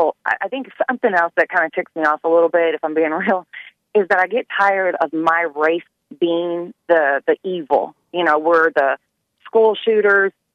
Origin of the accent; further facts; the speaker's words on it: Louisville, Kentucky, United States; we're from Louisville